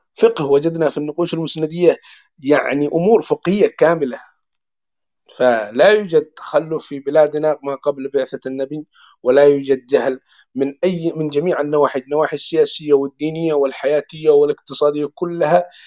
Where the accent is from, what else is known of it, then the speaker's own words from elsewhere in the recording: Yemen; عندنا في اليمن